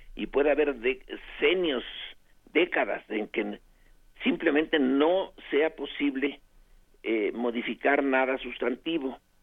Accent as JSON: {"language": "Spanish", "country": "Mexico", "said": "nos identifiquemos como mexicanos"}